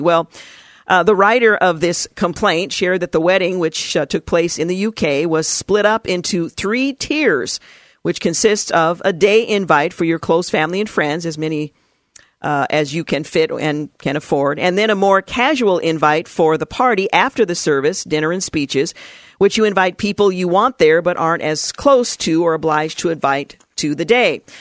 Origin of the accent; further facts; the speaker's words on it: United States; I'm an American, not an Anglo